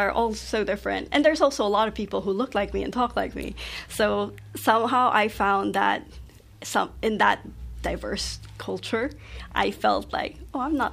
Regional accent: Philippines; now in Melbourne, Australia; I'm a third culture kid. Um, I grew up in the Philippines, but I'm Taiwanese, and then coming to Melbourne.

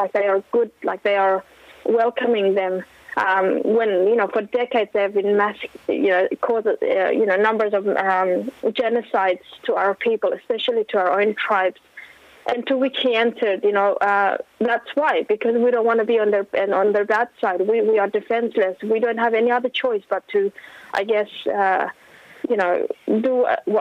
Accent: Afghanistan; now in Australia; People in my hometown, people in my community

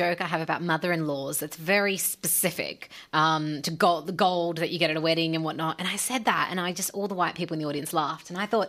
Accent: Punjab, Pakistan; I mean, 3 of us are Punjabi, but I'm just from Pakistan. Yeah, so there's a range there.

